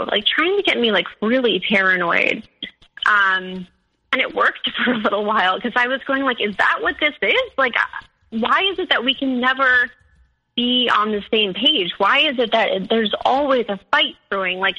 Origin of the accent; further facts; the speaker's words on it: Midwest, United States; And so like I'm from the Midwest, like we you know, like that that kind of spirituality just isn't like really in our culture.